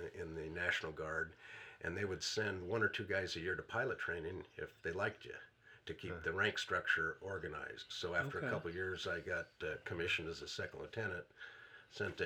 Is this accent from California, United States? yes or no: no; Portland, Oregon, United States; moved away as an adult; now in Canton, Michigan, United States; I'm from Oregon. Okay. I grew up in Portland